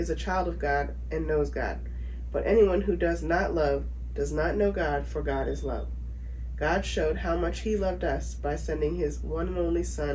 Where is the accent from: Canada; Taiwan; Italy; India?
Canada; Dartmouth, Nova Scotia; moved away as an adult; I'm from Dartmouth, Nova Scotia, Canada. Born and raised, moved away when I was 20.